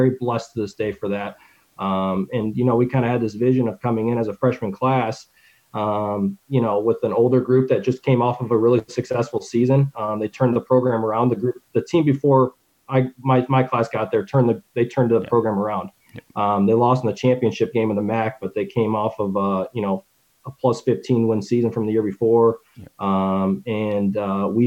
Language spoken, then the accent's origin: English; Michigan, United States; moved away; also born or lived in Muncie, Indiana; I was born in Kettering, Michigan